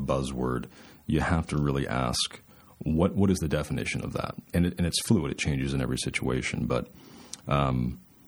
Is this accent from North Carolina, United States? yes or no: yes; North Carolina, United States; moved away as an adult; now in Arizona, United States; I grew up in North Carolina